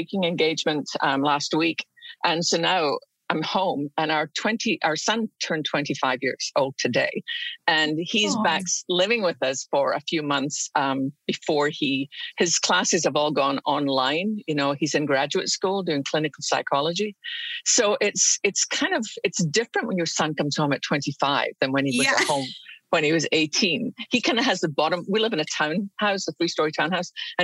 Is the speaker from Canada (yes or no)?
no; Scotland, United Kingdom; now in United States; I grew up in Scotland